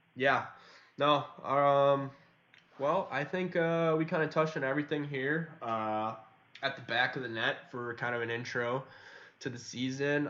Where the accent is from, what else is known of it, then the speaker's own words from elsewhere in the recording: United States; we're some American lads